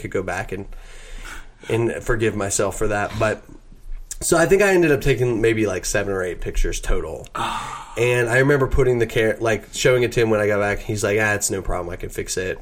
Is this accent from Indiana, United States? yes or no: no; Mocksville, North Carolina, United States; my hometown, which is Mocksville, North Carolina